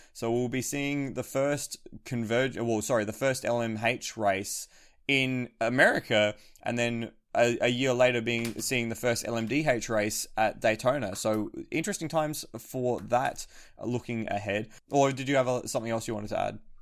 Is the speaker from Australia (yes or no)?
yes; Australia; as an Australian